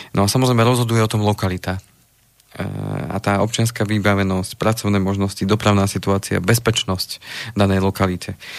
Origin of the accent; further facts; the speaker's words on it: Slovenská Ľupča, Banská Bystrica Region, Slovakia; tam, odkiaľ pochádzam zo Slovenskej Lúbče